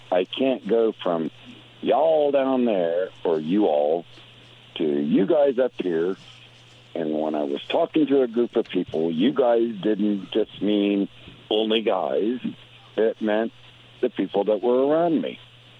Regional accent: Indianapolis, Indiana, United States; moved away; also born or lived in Huntsville, Alabama / Stone Mountain, Georgia; I was born in Indianapolis, Indiana, in 1961. I've always said, you guys. However, I lived in Huntsville, Alabama, and Stone Mountain, Georgia, where they said, y'all. Or you all.

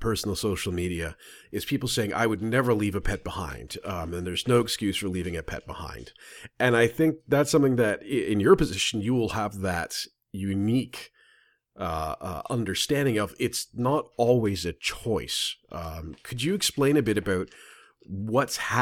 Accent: Southern Ontario, Canada; I'm from Southern Ontario

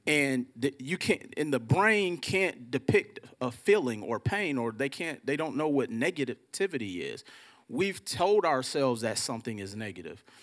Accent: Milwaukee, Wisconsin, United States; I'm from Milwaukee, Wisconsin, and growing up in Milwaukee

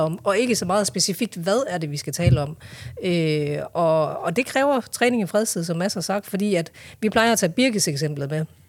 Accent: Hjørring, North Denmark Region, Denmark; also born or lived in Vejle / Korea; jeg er jo egentlig fra Jøring

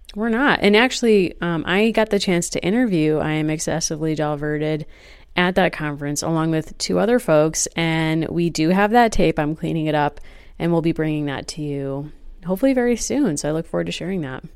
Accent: Wethersfield, Connecticut, United States; my hometown of Weathersfield, Connecticut

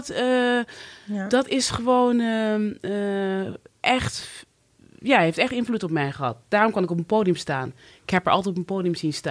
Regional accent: Cuijk, North Brabant, Netherlands; moved away; Ik ben opgegroeid in Brabant, een oh, klein dorpje in Kuik, ja. waar het eerste zwarte gezin.

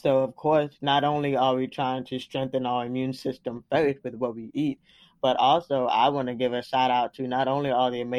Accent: Florida, United States; moved away; also born or lived in Washington, D.C. / Atlanta, Georgia; I was the only one born in Florida, technically, my roots are in Atlanta

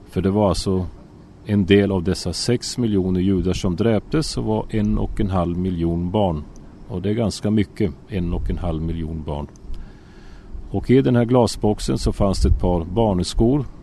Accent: Sweden; now in Israel; Och eh, så jag får börja från början. Alltså jag är född och har vuxit upp i Sverige.

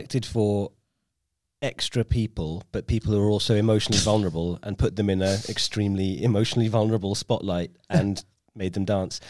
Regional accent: Borehamwood, East of England, United Kingdom; also born or lived in North London; I grew up in North London, but probably Boreham Wood is where I spent most of my time

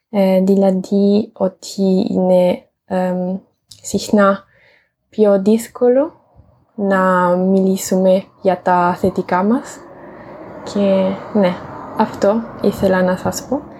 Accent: Italy; Greek is a second language; moved away as an adult; now in Germany; είμαι από την Ιταλία και είμαι 25 χρονών.

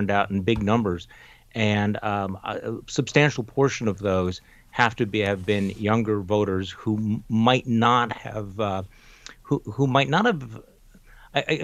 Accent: Wisconsin, United States; here in my home state of Wisconsin

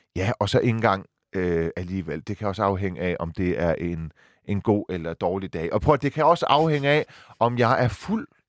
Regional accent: Silkeborg, Central Denmark Region, Denmark; moved away; jeg er fra Silkeborg

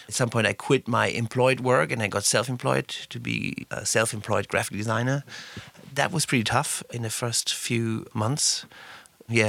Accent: Southern Germany, Germany; English is a second language; moved away as an adult; now in Berlin, Germany; I was raised in South Germany

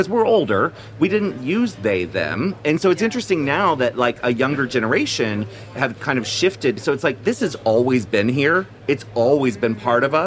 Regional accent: Annapolis, Maryland, United States; moved away; also born or lived in Washington, D.C. / San Francisco; I was born in D.C. and I grew up in Annapolis, Maryland

